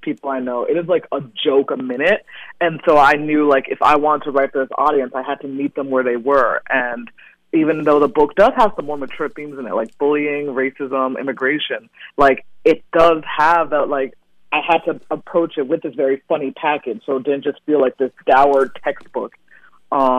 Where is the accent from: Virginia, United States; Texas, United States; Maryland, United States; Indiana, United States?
Maryland, United States; Central; also born or lived in Ghana / Japan; I was born in Ghana, but I was raised in Maryland.